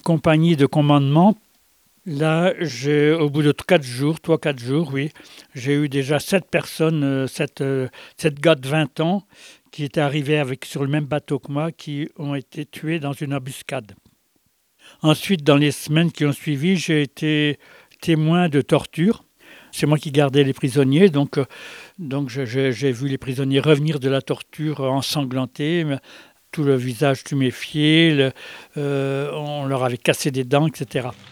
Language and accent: French; Brittany, France; born or raised there